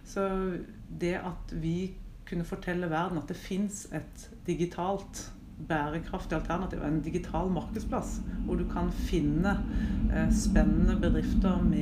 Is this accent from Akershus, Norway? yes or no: no; Mandal, Agder, Norway; now in Oslo, Norway; er 49 år gammel. Ehm, som man kanskje ikke hører, så kom jeg fra Mandal. Men eh, det er vel avslept etter veldig mange år her i Oslo.